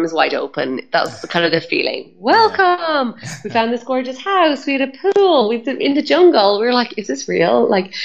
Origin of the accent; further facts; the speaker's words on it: Ireland; I'm Irish